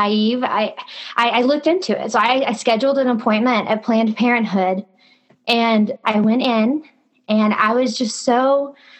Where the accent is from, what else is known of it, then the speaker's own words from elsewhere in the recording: Kentucky, United States; I had just moved to a new city, 2 hours away from my hometown in Kentucky